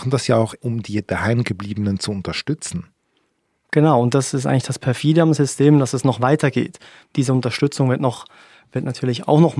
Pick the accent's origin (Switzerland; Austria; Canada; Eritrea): Eritrea; now in Germany; dazu muss ich zu meinem alten Heimatland gehen. Und das ist die Botschaft da von Eritrea.